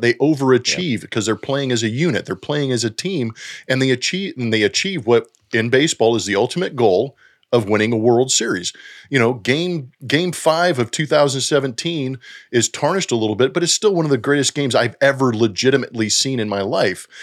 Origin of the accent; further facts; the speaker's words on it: United States; I'm an American